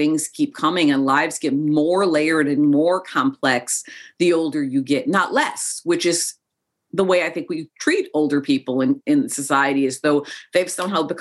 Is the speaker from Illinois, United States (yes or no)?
yes; Chicago, Illinois, United States; born or raised there; also born or lived in Joshua Tree, California